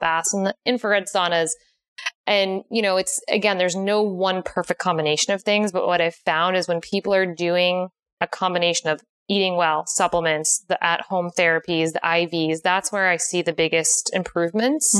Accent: Connecticut, United States; moved away as an adult; now in San Diego, United States; I am originally from Connecticut.

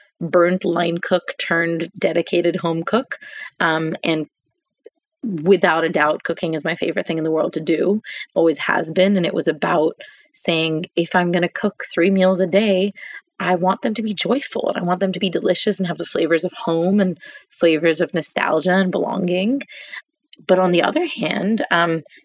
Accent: India; as an Indian

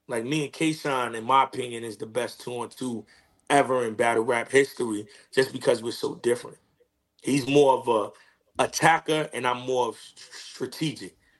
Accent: New York City, New York, United States; growing up in growing up in Queens

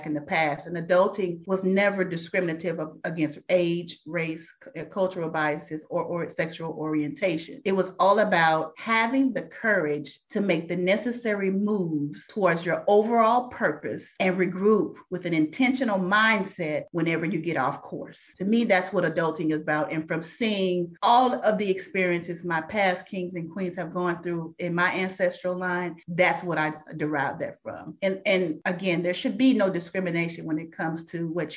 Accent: Dallas, Texas, United States; I'm a true Dallas native. I'm from Dallas. I still live in the Dallas-Fort Worth Metroplex.

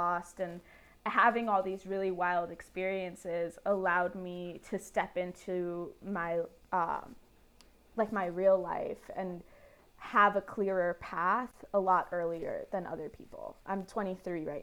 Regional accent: Miami, Florida, United States; moved away as an adult; now in Atlanta, United States; I loved growing up in Miami

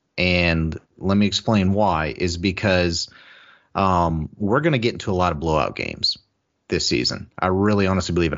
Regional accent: Columbus, Ohio, United States; I grew up in Columbus

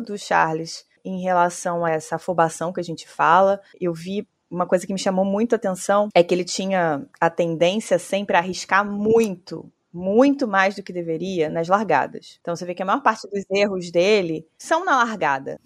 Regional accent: Brazil; como brasileira

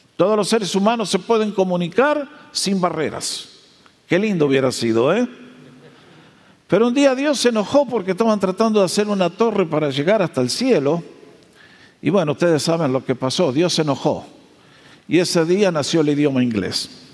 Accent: Argentina; moved away; Nosotros nacimos en Argentina eh, dentro del cristianismo en un grupo que allá se llama los hermanos libres

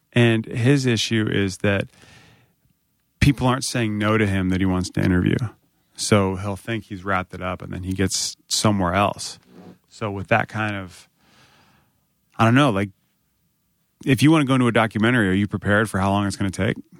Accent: Northern Virginia, United States; I grew up in Northern Virginia

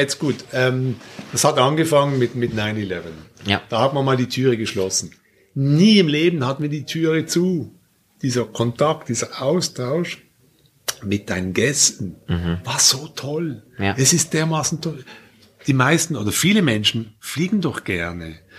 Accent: Basel, Basel-Stadt, Switzerland; Ihr fliegt jetzt in meine Heimatstadt

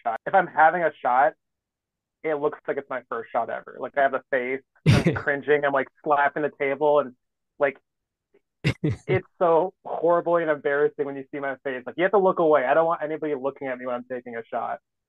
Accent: Cottage Grove, Minnesota, United States; I grew up in Cottage Grove

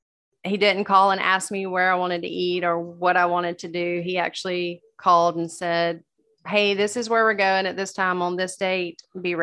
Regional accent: Georgia, United States; I'm from Georgia.

